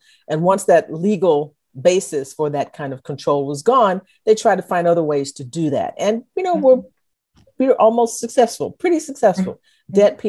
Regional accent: Texas, United States; our chauvinism about being Texans.

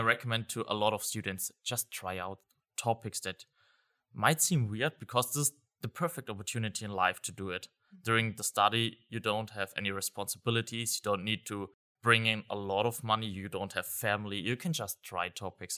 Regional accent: Germany; I'm from Germany

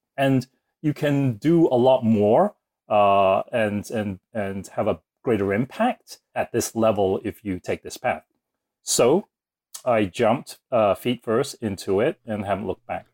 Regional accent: Woking, South East England, United Kingdom; also born or lived in Singapore; now in United States; I was born in Woking, which is, uh, a little suburb just outside of London

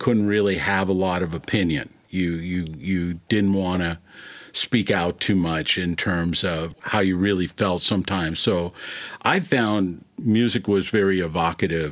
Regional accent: Minneapolis, Minnesota, United States; growing up in Minneapolis

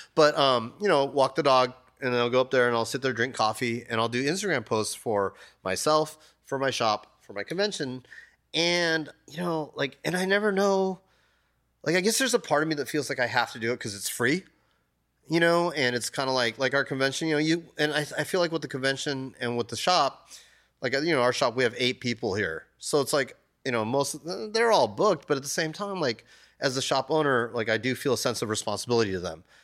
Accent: United States; also born or lived in Japan; I was born in Japan, but I was raised here, so I'm kind of a weird in-between guy

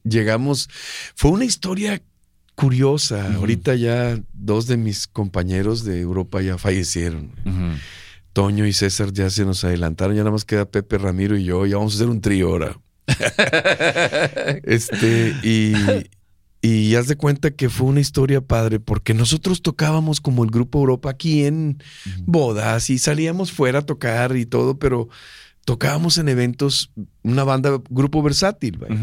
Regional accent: Monterrey, Nuevo León, Mexico; yo nací aquí en Monterrey

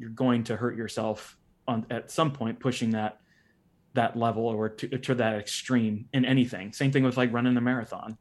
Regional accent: Uniontown, Ohio, United States; I grew up in Ohio, Northeastern Ohio, specifically a place called Uniontown, Ohio

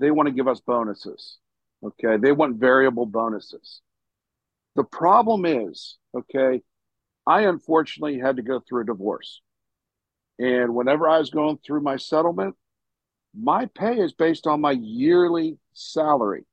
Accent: Pittsburgh, Pennsylvania, United States; now in Parma, United States; I'm from Pittsburgh

